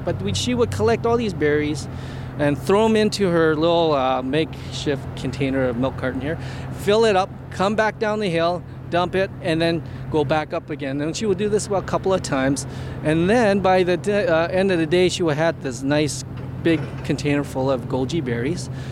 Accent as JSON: {"language": "English", "town": "Edmonton", "region": "Alberta", "country": "Canada", "tie": "born or raised there", "said": "I was born here in Edmonton"}